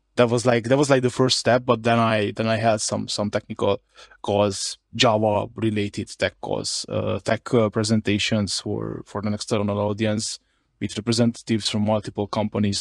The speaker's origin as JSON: {"language": "English", "region": "Harghita County", "country": "Romania", "first_language": "Hungarian", "second_language": "English", "said": "I'm from another county, uh, in Romania. It's, it's called Harghita"}